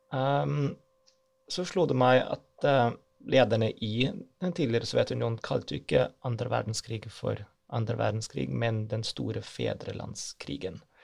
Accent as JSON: {"language": "Norwegian", "country": "Germany", "tie": "born or raised there", "second_language": "Norwegian", "moved": "yes", "lives_now": "Norway", "said": "Jeg er født i Øst-Tyskland, så hjemlandet mitt fins ikke lenger"}